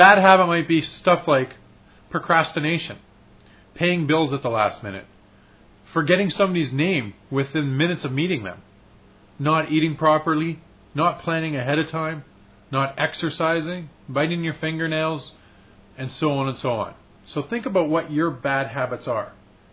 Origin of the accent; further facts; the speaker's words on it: Saskatchewan, Canada; I grew up in Saskatchewan